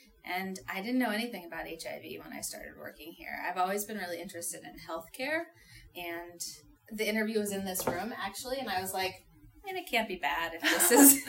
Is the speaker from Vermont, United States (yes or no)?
yes; Vermont, United States; also born or lived in New York City / France / North Carolina; I am from Vermont.